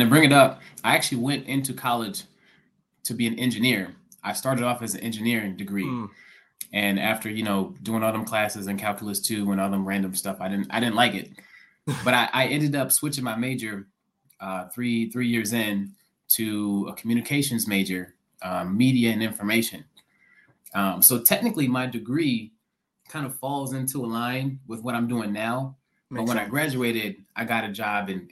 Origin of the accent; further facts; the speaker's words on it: Detroit, Michigan, United States; also born or lived in Lansing, Michigan; I was born in Detroit, kind of raised in the Detroit suburbs